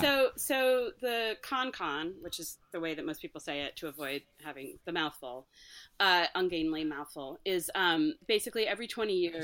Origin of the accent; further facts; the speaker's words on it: California, United States; now in New York, United States; my home state of California